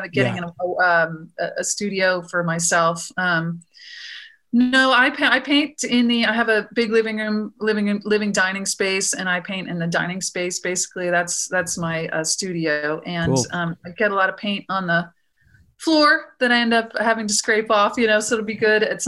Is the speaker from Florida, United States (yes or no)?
yes; Florida, United States; moved away as an adult; now in Texas, United States; I grew up in Florida and went to grad school there